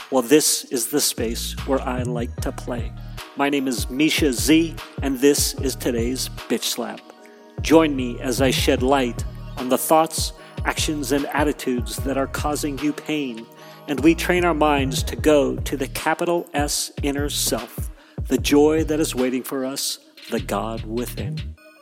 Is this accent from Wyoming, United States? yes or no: yes; Wyoming, United States; accent: Wyoming English; I actually grew up in Wyoming